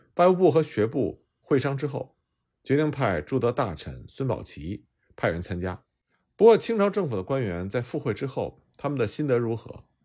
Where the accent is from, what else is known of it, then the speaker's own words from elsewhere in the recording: China; 我们中国人当然是需要尊重版权